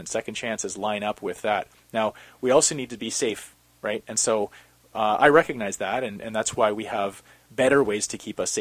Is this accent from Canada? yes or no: yes; Calgary, Alberta, Canada; now in Vancouver, Canada; growing up in Calgary